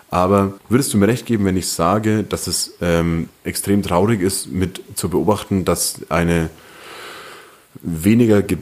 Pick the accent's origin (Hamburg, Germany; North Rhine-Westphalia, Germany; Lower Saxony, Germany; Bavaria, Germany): Bavaria, Germany; Fürth district; ich bin ja im Landkreis Fürth aufgewachsen